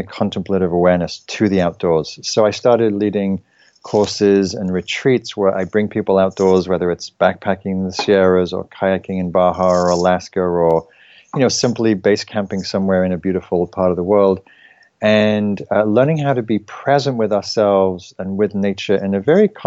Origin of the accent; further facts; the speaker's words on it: England, United Kingdom; now in United States; I was brought up in England